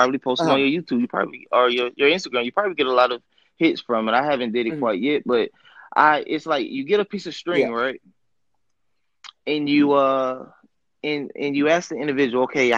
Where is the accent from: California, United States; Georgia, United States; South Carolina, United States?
Georgia, United States; Atlanta; I'm from Atlanta, Georgia.